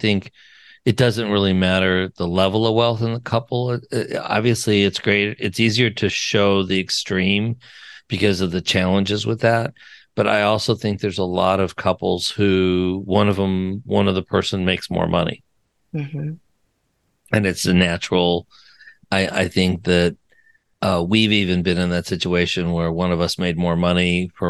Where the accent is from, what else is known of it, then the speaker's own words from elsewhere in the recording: Wyoming, United States; Oh, I'm from Wyoming, for God's sake.